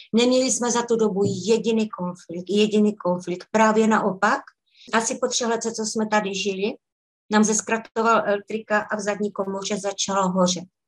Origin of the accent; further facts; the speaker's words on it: Czechia; moved away as an adult; now in Scotland, United Kingdom; byla jsem tam já jako hvězda z České republiky, protože eh, tím, že jsem Češka